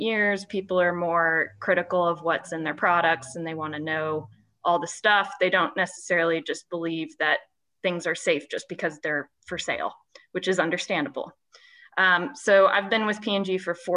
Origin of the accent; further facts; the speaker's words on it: Columbus, Indiana, United States; moved away as an adult; also born or lived in West Lafayette, Indiana; now in Cincinnati, United States; I am from Indiana, so I was born and raised in Columbus, Indiana. I now live in Cincinnati